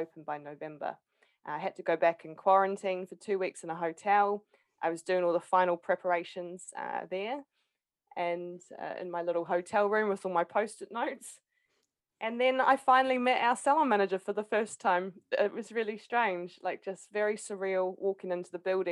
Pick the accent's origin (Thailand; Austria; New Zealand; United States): New Zealand; Palmerston North, Manawatū-Whanganui; moved away as an adult; now in United Kingdom; I'd gone back to Palmerston North, my hometown